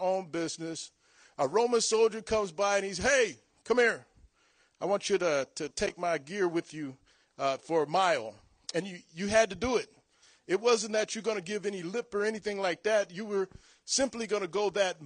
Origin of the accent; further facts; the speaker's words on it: Long Beach, California, United States; I was born and raised in Long Beach, California